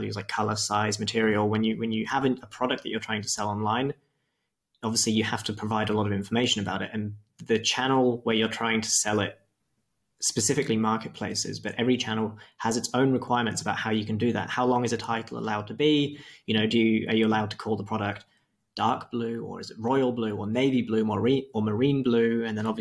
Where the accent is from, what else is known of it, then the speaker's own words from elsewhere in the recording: Wiltshire, South West England, United Kingdom; moved away as an adult; also born or lived in Australia; now in Leipzig, Germany; I'm originally from Wiltshire